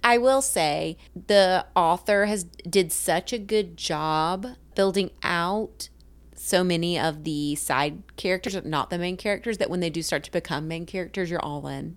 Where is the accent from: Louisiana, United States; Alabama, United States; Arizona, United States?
Alabama, United States; South; accent: Southern; I'm from South Alabama